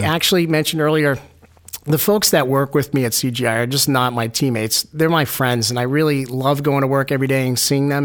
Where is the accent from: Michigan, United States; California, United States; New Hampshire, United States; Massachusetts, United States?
New Hampshire, United States; Manchester; I'm a New Hampshire native. I grew up in Manchester, went to Central High School, UNH